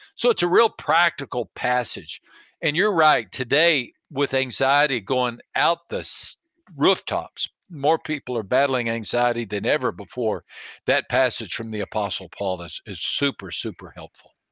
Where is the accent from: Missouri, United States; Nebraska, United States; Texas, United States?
Texas, United States; I was raised in Texas